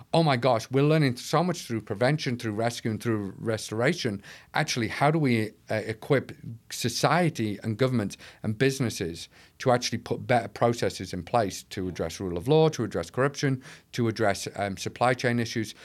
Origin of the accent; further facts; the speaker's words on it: North East England, United Kingdom; now in Manchester, United Kingdom; Originally from the northeast of England, but now I live in Manchester